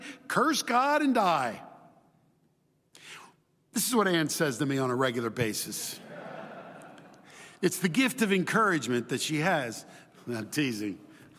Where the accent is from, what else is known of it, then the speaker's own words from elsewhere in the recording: Chile; My brothers and I grew up in Chile, and we went to Chilean public schools, and my mom would teach us at home.